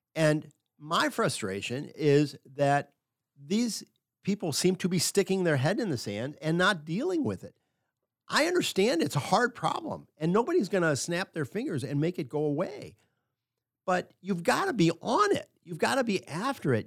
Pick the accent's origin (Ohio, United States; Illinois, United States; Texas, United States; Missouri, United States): Missouri, United States; Affton; also born or lived in Pittsburgh / Minneapolis / Houston / Dallas; I grew up in Afton, but I went to high school in the city